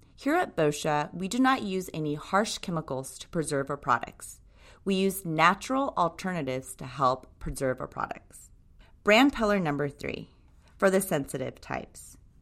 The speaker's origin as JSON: {"language": "English", "region": "Tokyo", "country": "Japan", "tie": "born or raised there", "moved": "yes", "lives_now": "United States", "said": "Tokyo, Japan, where I was born and raised."}